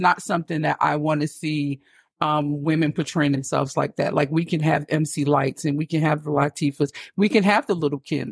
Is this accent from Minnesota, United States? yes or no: no; East Orange, New Jersey, United States; moved away as an adult; now in Atlanta, United States; I am from East Orange, New Jersey, always rep EO. No yeah. matter where I go, yeah. East Orange is always my home